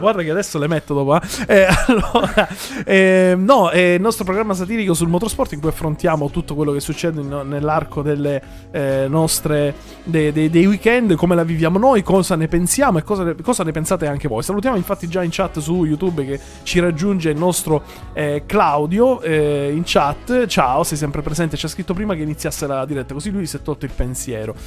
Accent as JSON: {"language": "Italian", "region": "Sicily", "country": "Italy", "said": "io e Gaspare siamo siciliani"}